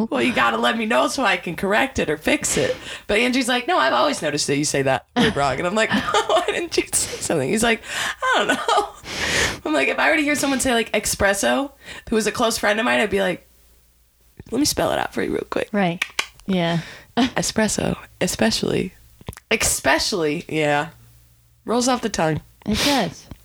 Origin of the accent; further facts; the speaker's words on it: Michigan, United States; Ancient. Anything that has an A in it. Because I'm from Michigan.